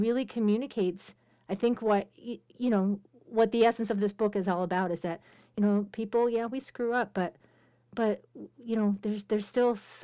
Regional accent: Pittsburgh, Pennsylvania, United States; I'm being from Pittsburgh. That's where I'm from

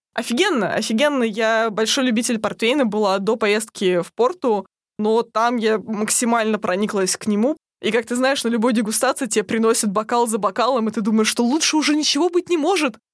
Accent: Russia; я еще затесалась из России

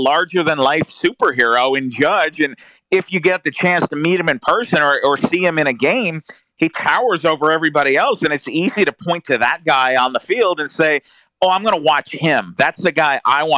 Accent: Rockland County, New York, United States; I grew up in Rockland County, New York

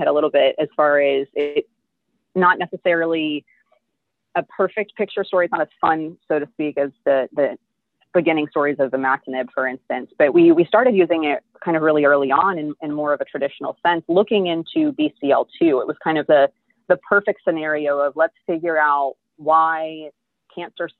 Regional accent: New Jersey, United States; also born or lived in Georgia / Kentucky / Texas; now in Houston, United States; I was born in New Jersey, so I'm a northern girl at heart

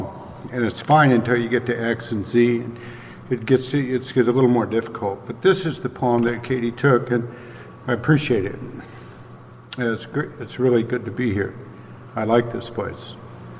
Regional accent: Midwest, United States; he and I tell each other lies about growing up in the Midwest

